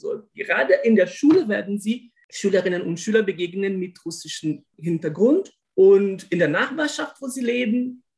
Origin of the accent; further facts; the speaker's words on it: Brazil; German is a second language; moved away; dass ich mich als Brasilianer bezeichne